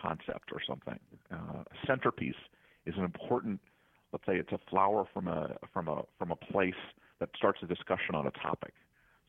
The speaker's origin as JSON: {"language": "English", "town": "Washington", "region": "District of Columbia", "country": "United States", "said": "I'm from Washington, D.C."}